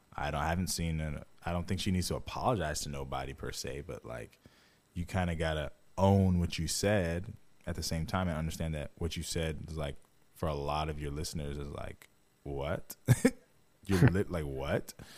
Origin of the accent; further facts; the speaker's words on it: Jamaica; I'm Jamaican